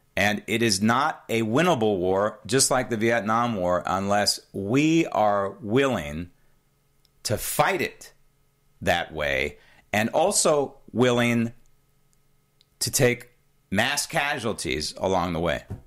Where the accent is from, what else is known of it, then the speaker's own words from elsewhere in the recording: San Francisco, California, United States; growing up in San Francisco with the San Francisco phone book.